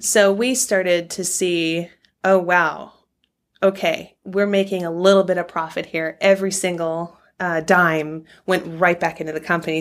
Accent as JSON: {"language": "English", "region": "California", "country": "United States", "tie": "born or raised there", "moved": "yes", "lives_now": "Oregon, United States", "said": "I grew up in California"}